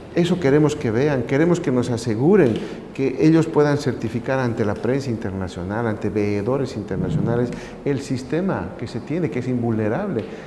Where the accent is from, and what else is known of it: Bolivia; moved away